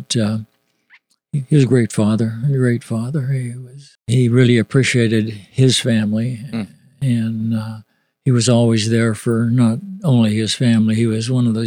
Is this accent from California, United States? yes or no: yes; Roseville, California, United States; I was born in Roseville, California, which is about 15 miles from Sacramento